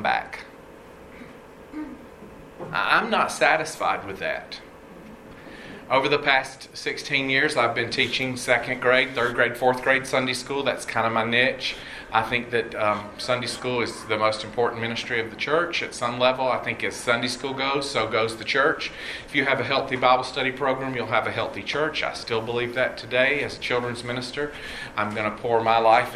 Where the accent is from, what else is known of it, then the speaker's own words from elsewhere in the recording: College Park, Georgia, United States; moved away as an adult; now in Houston, United States; I grew up in Atlanta, well, actually College Park. I'm a Southside kid